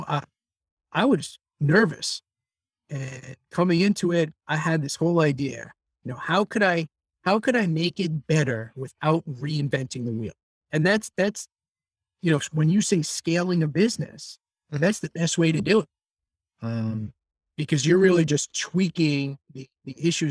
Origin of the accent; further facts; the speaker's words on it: New York, United States; Born and raised in New York